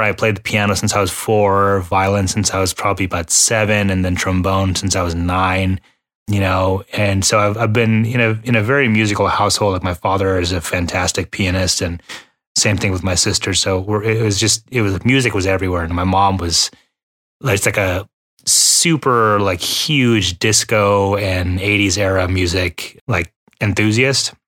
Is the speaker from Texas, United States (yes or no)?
yes; Texas, United States; also born or lived in Houston, Texas; we're both from Texas. You know, I was living in Houston at the time